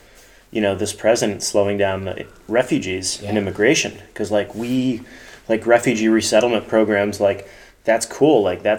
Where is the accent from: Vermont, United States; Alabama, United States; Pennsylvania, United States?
Vermont, United States; Winooski; also born or lived in China; I grew up in Winooski, dude.